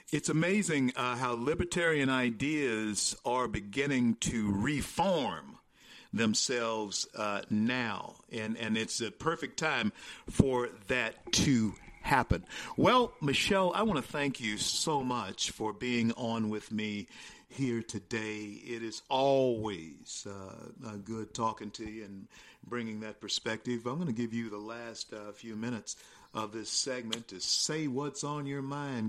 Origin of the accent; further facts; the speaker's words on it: Shreveport, Louisiana, United States; my hometown of Shreveport, Louisiana